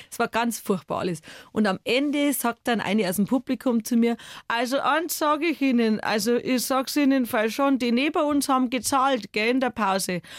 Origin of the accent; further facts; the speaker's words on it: Bavaria, Germany; ich komme aus Bayern, aus einer Kultur, wo es ganz normal ist, dass man mit 16 vor der ersten Maß Bier sitzt